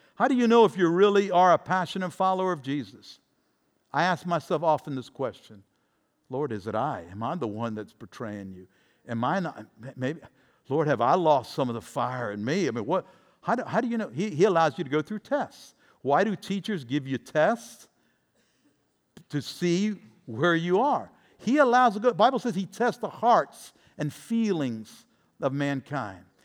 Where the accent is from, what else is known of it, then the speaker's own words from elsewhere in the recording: Tampa, Florida, United States; my hometown team, the Buccaneers